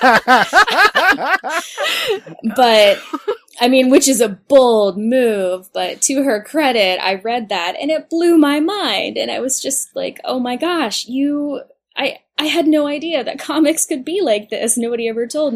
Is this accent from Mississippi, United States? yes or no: yes; Oxford, Mississippi, United States; I grew up in Mississippi and we didn't have a comic book shop